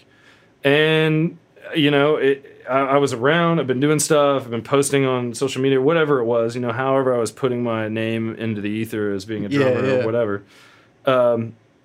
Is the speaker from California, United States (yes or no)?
no; Ponca City, Oklahoma, United States; also born or lived in Stillwater, Oklahoma; I grew up in Ponca City, later moved to Stillwater, Oklahoma for Oklahoma State.